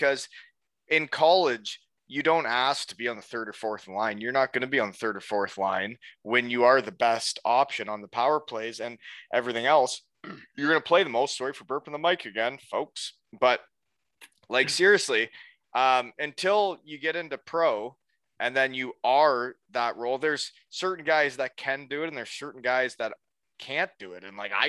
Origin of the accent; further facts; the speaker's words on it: Elmira, New York, United States; after I'd only played in Elmira, my hometown